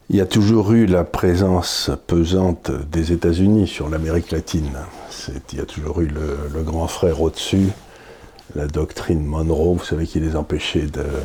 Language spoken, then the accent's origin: French; France; Donc, en tant que Français, si vous voulez, je me dis, Comment ces latino-américains nous regardent-ils